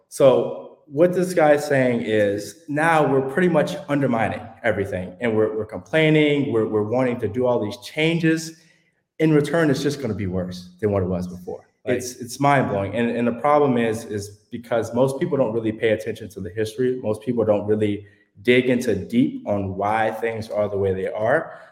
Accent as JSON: {"language": "English", "town": "Houston", "region": "Texas", "country": "United States", "said": "I'm from Houston, Texas"}